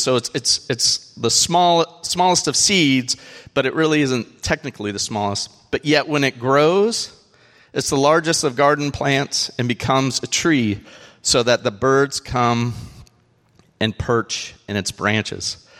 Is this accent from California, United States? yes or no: yes; California, United States; moved away; I am from a place where they have these things called sequoias